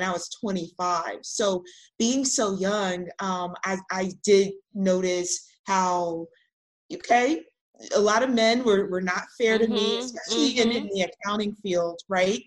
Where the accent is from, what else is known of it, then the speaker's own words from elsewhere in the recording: Los Angeles, California, United States; we grew up in South Central